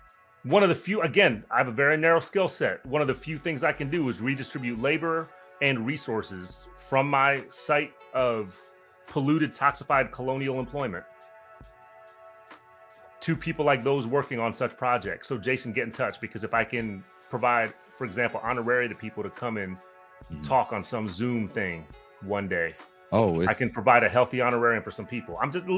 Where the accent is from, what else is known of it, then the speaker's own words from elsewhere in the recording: Philippines; Because I'm Filipino. I'm Filipino.